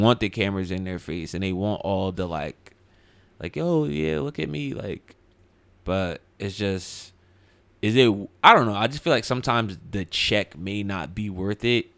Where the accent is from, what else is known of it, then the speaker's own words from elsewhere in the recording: Highland Park, New Jersey, United States; I'm originally from Highland Park